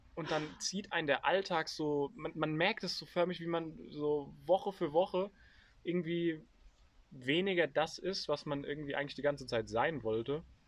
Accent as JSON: {"language": "German", "country": "Germany", "said": "als Deutsche"}